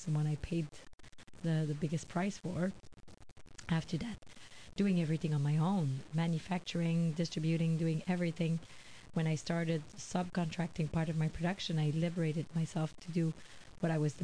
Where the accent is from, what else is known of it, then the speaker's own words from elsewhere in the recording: Quebec, Canada; I'm from Quebec